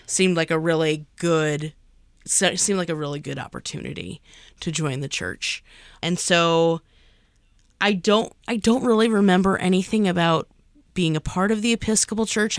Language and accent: English; East Coast, United States; I was born on the East Coast